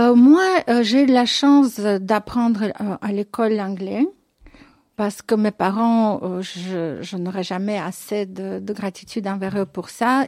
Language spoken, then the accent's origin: French; Moscow, Russia; moved away as an adult; now in Belgium; Je suis née euh, à, Moscou, dans, dans l'ancienne Union soviétique